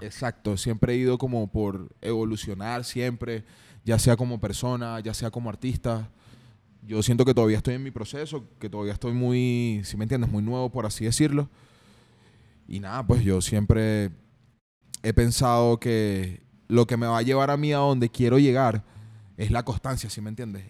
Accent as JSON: {"language": "Spanish", "town": "San Joaquín", "region": "Carabobo", "country": "Venezuela", "tie": "born or raised there", "also_born_or_lived": "Guacara", "moved": "yes", "lives_now": "Medellín, Colombia", "said": "soy de Venezuela, de San Joaquín, Estado Carabobo, nací en Guacara"}